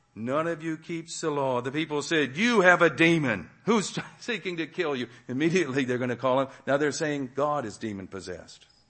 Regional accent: Texas, United States; also born or lived in Massachusetts; I was born in Massachusetts, but I was two years old when I came to Texas. So I'm not really a Texan by Texan's definition

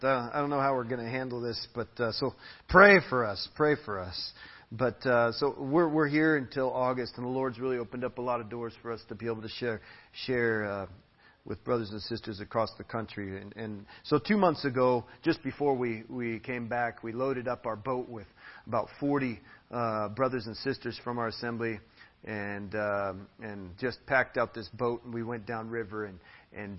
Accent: United States; now in Tarapoto, Peru; I'm an American

